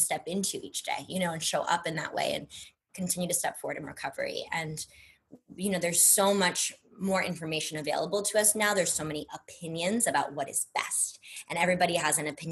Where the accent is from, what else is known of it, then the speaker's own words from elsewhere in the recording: Brookline, Massachusetts, United States; moved away as an adult; also born or lived in New York / Louisiana / Arizona; now in Los Angeles, United States; I grew up in Brookline, Massachusetts